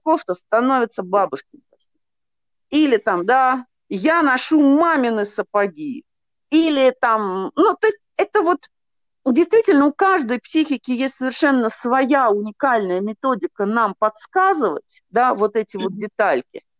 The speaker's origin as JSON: {"language": "Russian", "town": "Nizhny Novgorod", "region": "Nizhny Novgorod Oblast", "country": "Russia", "said": "я из Нижнего Новгорода сама"}